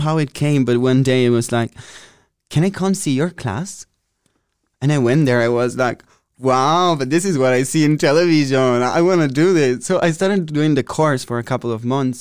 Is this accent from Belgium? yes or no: no; Italy; moved away as an adult; now in Amsterdam, Netherlands; I'm from Italy, close to Venice, in uh, between Pordenone and Treviso